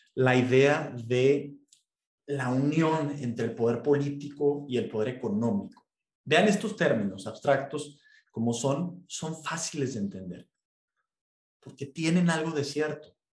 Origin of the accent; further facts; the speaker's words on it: Mexico; nuestro presidente